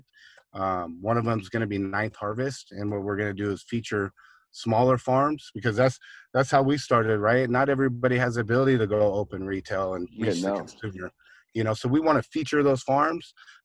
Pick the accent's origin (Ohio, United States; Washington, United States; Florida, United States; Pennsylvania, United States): Washington, United States; Seattle; I grew up in Seattle, up in Washington